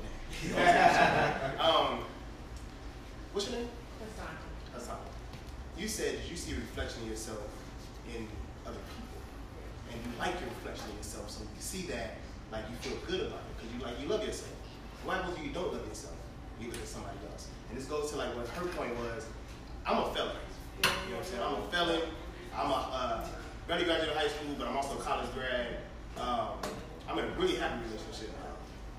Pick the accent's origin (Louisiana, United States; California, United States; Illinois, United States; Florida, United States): California, United States; Inglewood; now in Dallas, United States; I'm from Inglewood. But I moved over to Dallas